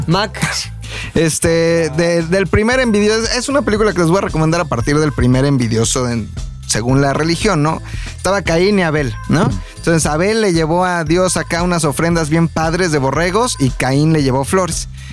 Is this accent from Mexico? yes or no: yes; Mexico; los mexicanos somos